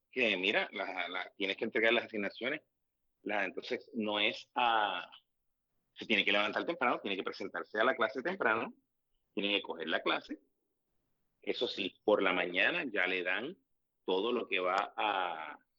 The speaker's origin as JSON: {"language": "Spanish", "country": "Puerto Rico", "said": "Como americano puertorriqueño que soy"}